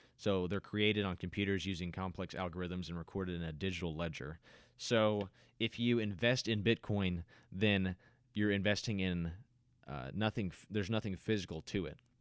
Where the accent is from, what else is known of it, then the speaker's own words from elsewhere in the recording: United States; as an American